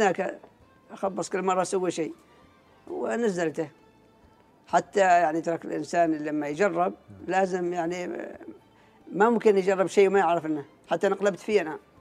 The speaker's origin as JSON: {"language": "Arabic", "country": "Oman", "said": "قريتنا قريه الغم"}